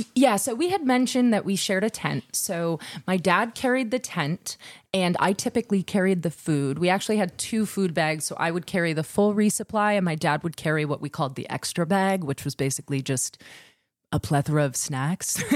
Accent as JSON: {"language": "English", "region": "Wisconsin", "country": "United States", "said": "we're from Wisconsin, different dialects."}